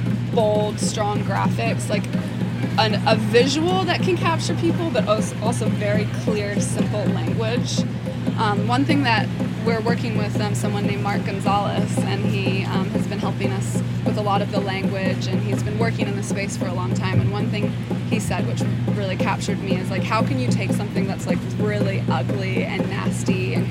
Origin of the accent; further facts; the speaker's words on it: New Zealand; accent: New Zealand; now in Brooklyn, United States; I know, it goes, like, the American accent so strong. It just, like, took my New Zealand accent smothered it.